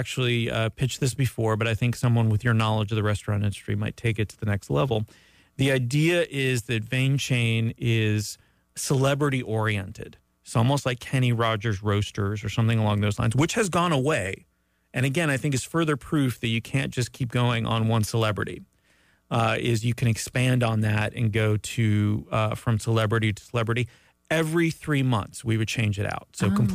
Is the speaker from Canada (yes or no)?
yes; Canada; moved away; as a Canadian